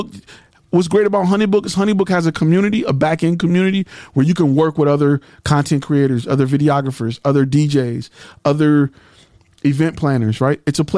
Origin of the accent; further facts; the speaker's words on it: Michigan, United States; I know a lot of them because I'm from Michigan and we got the mesquites and all of them up there.